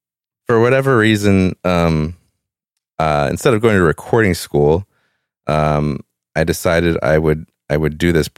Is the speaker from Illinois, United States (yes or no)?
yes; Evanston, Illinois, United States; I grew up in Evanston, Illinois. It's just north of Chicago.